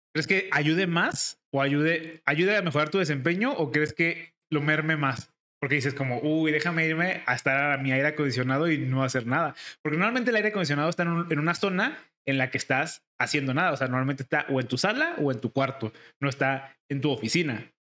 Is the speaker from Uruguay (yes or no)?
no; Guadalajara, Jalisco, Mexico; Nosotros somos de aquí de Guadalajara